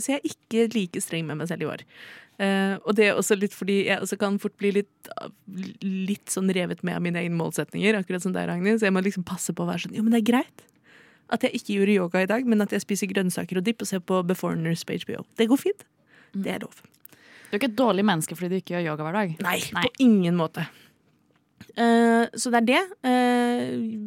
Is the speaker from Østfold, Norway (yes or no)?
no; Oslo, Norway; jeg er født og oppvokst i Oslo